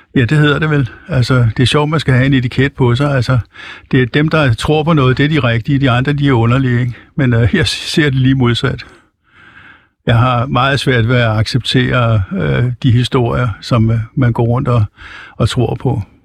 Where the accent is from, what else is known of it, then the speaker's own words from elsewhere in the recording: Copenhagen, Capital Region of Denmark, Denmark; now in Helsingør, Denmark; jeg er født i København